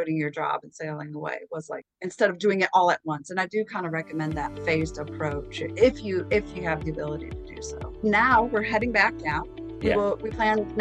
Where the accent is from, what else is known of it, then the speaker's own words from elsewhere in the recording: New Baltimore, Michigan, United States; moved away; also born or lived in Detroit, Michigan / Alabama; I was born and raised, born in Detroit, raised right outside of Detroit, Michigan